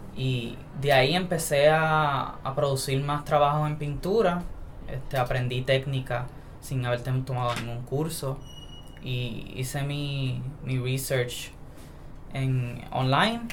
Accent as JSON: {"language": "Spanish", "town": "San Sebastián", "country": "Puerto Rico", "lives_now": "Mayagüez, Puerto Rico", "said": "Soy de San Sebastián. Eh, me hospedo aquí en Mayagüez. Y nací aquí también en Mayagüez"}